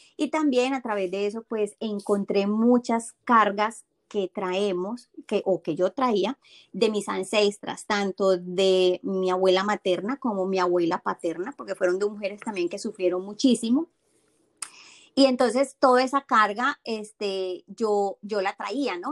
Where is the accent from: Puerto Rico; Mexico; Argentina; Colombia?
Colombia; moved away as an adult; now in Boston, United States; soy colombiana, eh, tengo 44 años y hace 7 años que vivo aquí en Boston, en Estados Unidos.